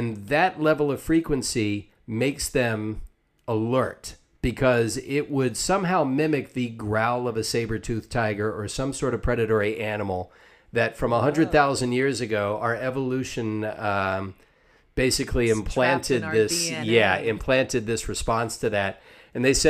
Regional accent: Savannah, Georgia, United States; I grew up in Savannah, Georgia, which is a pretty old city.

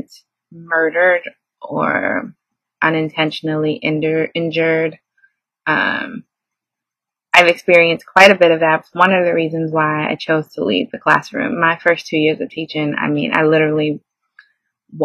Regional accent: New York City, New York, United States; As a New Yorker, you tune out noise

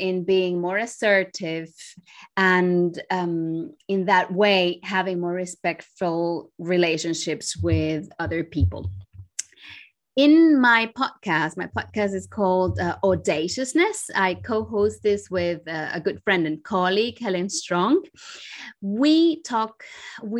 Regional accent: Santo Domingo, Dominican Republic; moved away; I am originally from the Dominican Republic. I grew up and was born in Santo Domingo

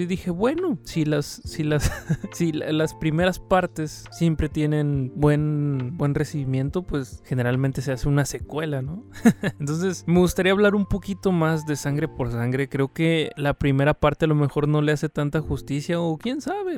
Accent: Mexico; aquí en México no, no somos chicanos, pero sí ser latinos

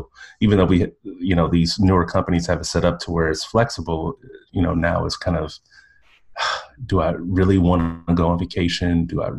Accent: Midwest, United States; And plus I come from a working class background, so I don't think I'm West Coast fancy. I'm from the Midwest.

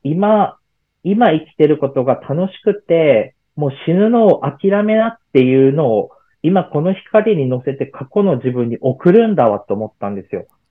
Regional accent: Miyazaki, Japan; moved away; 地元地元の宮崎県

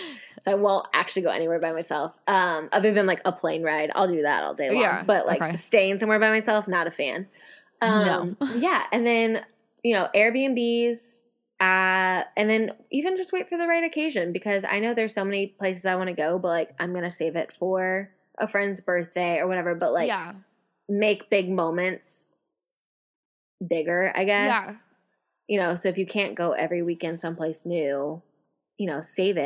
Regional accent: Tulsa, Oklahoma, United States; now in Dallas, United States; I grew up in Tulsa

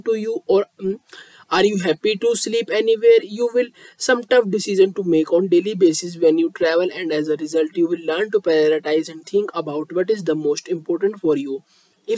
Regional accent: India; I am from India.

